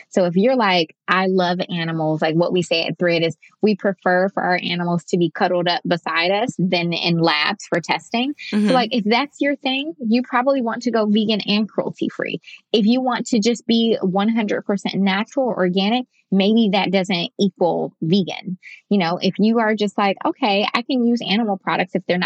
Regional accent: Detroit, Michigan, United States; I'm from Detroit. I live in Detroit

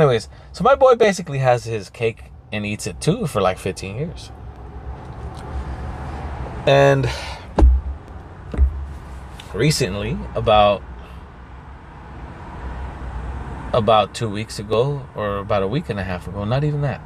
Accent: Pico, California, United States; in my hometown, like, if I go to Pico and I see people from high school

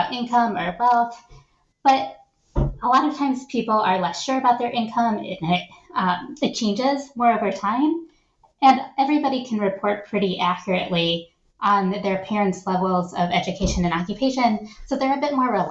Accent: Shaker Heights, Ohio, United States; I grew up in Shaker Heights, Ohio, which is a wealthy suburb of Cleveland. And then right before I was starting seventh grade, we moved to rural Ohio

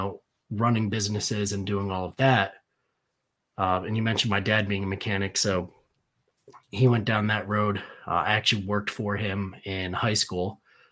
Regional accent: Danbury, Connecticut, United States; I grew up in Danbury, Connecticut

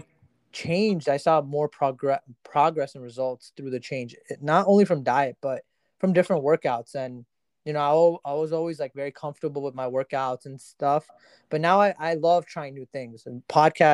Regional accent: New Jersey, United States; I'm actually from Jersey, so you know, DC is like a few hours from me.

